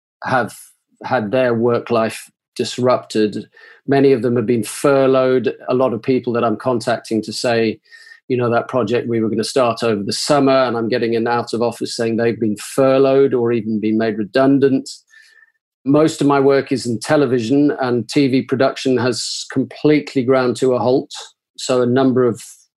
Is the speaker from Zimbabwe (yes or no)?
yes; Zimbabwe; now in Manchester, United Kingdom; I'm originally from Zimbabwe in South Africa, but I have been here for now the past 40 years.